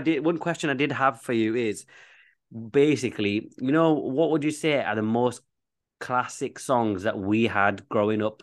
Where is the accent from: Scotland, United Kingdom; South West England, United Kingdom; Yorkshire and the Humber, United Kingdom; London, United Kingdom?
Yorkshire and the Humber, United Kingdom; Leeds; accent: Bradford; I'm from Leeds